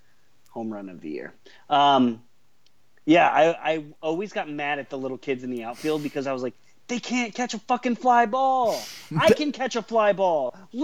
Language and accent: English; Seattle, Washington, United States; I grew up in Seattle watching Ken Griffey Jr. like hit home runs